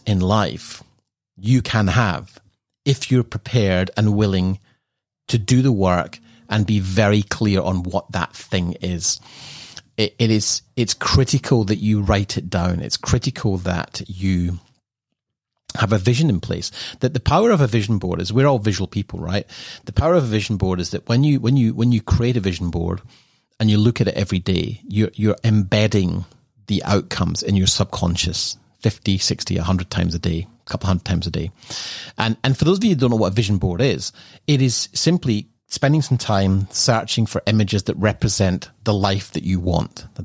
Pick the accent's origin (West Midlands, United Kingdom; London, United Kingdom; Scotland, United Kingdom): Scotland, United Kingdom; Edinburgh; moved away; growing up in Edinburgh